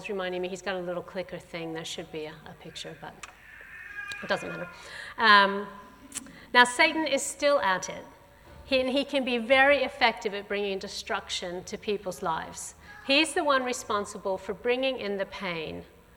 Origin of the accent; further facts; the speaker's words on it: St. Louis, Missouri, United States; moved away; I also grew up going to church. My family, I come from St. Louis in the middle of the USA. My parents were Christians. I grew up going to a Southern Baptist church there